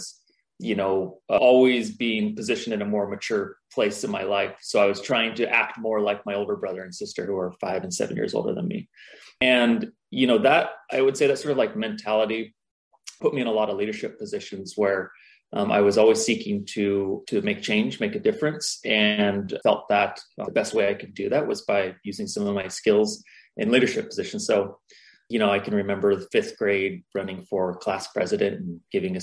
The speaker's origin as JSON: {"language": "English", "town": "Vancouver", "region": "Washington", "country": "United States", "tie": "born or raised there", "also_born_or_lived": "Portland, Oregon", "said": "I grew up in Vancouver, Washington, which is just north of Portland, and lived in Portland for 7 or 8 years and then just moved back into Washington"}